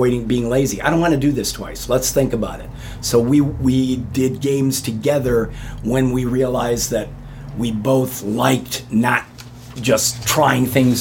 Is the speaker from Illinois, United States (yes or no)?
yes; Homewood, Illinois, United States; I was from Homewood